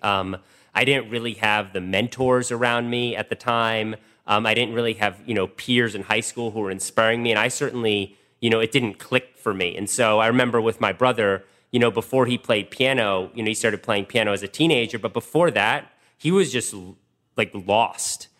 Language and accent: English; Washington, District of Columbia, United States; also born or lived in Wisconsin; I grew up in Washington, D C, literally in the city.